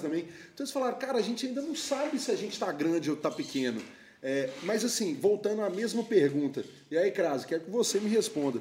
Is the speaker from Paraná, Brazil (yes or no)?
no; Belo Horizonte, Minas Gerais, Brazil; Eu sou de Belo Horizonte